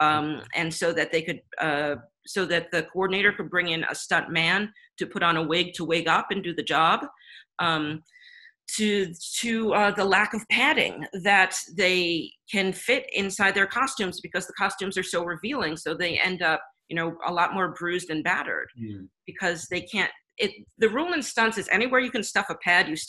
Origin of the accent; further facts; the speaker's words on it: United States; as an American working in any job